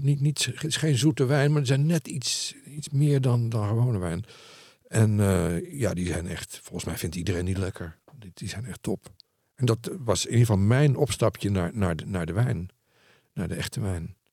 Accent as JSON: {"language": "Dutch", "country": "Netherlands", "said": "Ik ben een Nederlander"}